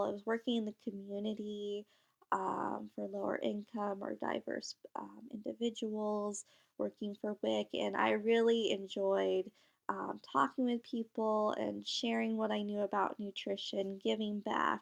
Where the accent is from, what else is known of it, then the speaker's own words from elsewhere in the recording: Michigan, United States; also born or lived in India; I was actually adopted from India at a very young age and then grew up in Michigan when I was a year old.